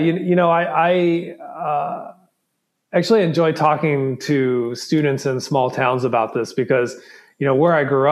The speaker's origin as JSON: {"language": "English", "region": "Southwest Virginia", "country": "United States", "tie": "born or raised there", "also_born_or_lived": "Memphis, Tennessee", "said": "I grew up in Southwest Virginia"}